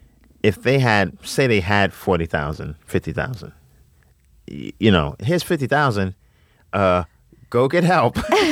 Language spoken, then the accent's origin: English; New York, United States; I'm from New York